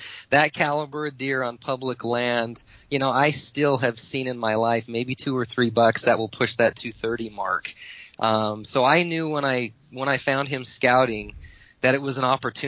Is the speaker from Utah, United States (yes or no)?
yes; Southern Utah, United States; I had friends of mine that I grew up with in Southern Utah